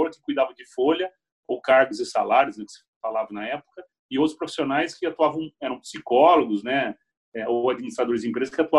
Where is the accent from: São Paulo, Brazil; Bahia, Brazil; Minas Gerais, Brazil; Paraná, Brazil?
São Paulo, Brazil; Piracicaba; sou natural de Piracicaba, estou com 41 anos, né?